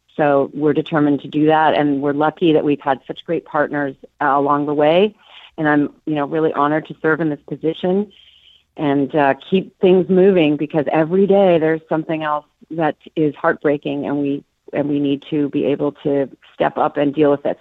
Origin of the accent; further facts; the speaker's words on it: Minneapolis, Minnesota, United States; moved away; I'm from Minneapolis originally